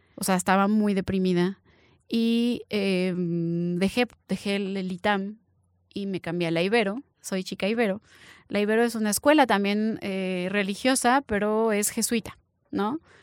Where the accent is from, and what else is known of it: Mexico